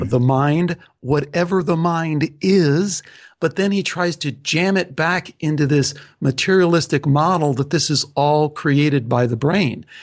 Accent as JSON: {"language": "English", "town": "Chicago", "region": "Illinois", "country": "United States", "tie": "born or raised there", "said": "I was born in Chicago and only half my family is, is Greek"}